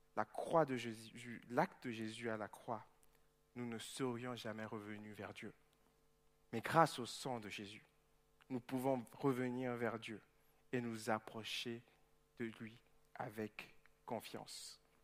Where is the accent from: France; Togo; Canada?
Togo; moved away; jouais en deuxième division au Togo, dans mon pays d'origine